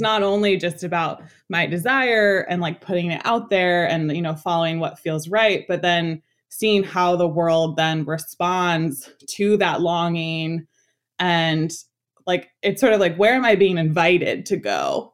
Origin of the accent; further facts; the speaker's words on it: New York City, New York, United States; I was born and raised in Washington Heights